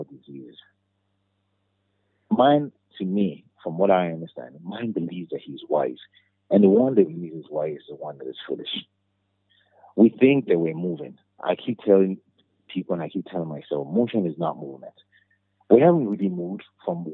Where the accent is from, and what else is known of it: Nigeria